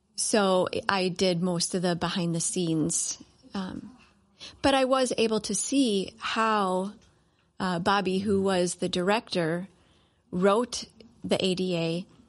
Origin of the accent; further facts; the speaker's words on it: Cleveland, Ohio, United States; now in Minnesota, United States; I am from Cleveland, Ohio